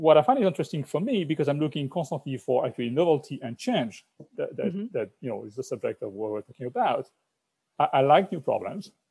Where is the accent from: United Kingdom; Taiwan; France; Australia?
France; moved away as an adult; now in United States; as a French person living in the US, and I've been living in the US for 20 years, I'm now an American citizen